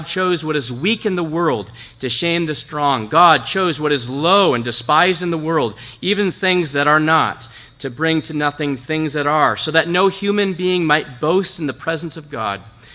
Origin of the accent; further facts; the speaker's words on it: Zeeland, Michigan, United States; I'm from Zeeland. Grew up here, went to high school here at Zeeland Public.